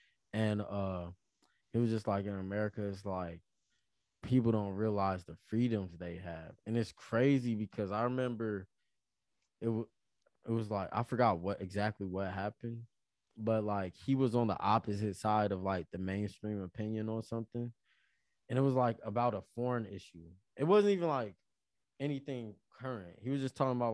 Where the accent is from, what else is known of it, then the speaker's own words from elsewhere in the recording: United States; I'm an American